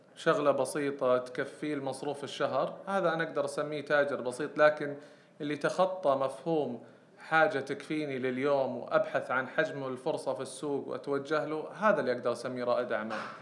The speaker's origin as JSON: {"language": "Arabic", "country": "Saudi Arabia", "said": "عندنا في السعودية"}